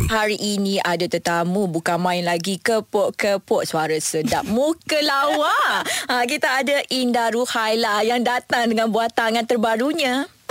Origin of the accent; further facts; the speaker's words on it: Johor, Malaysia; saya orang Johor